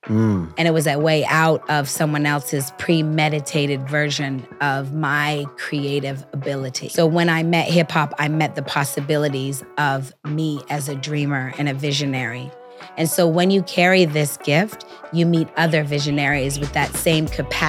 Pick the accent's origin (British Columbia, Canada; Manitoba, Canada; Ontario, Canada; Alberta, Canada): Ontario, Canada; Toronto; You know, I came from Toronto. Off a Greyhound bus. I didn't want to go home.